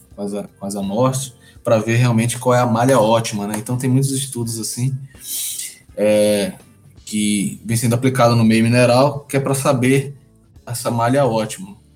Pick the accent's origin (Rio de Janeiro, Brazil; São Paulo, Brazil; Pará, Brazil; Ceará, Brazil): Pará, Brazil; Belém; Eu sou originário de Belém